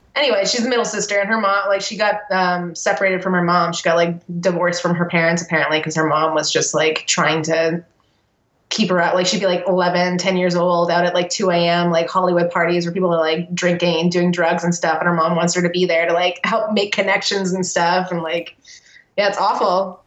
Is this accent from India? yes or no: no; Canada; moved away; also born or lived in Texas; I'm not your only Canadian friend.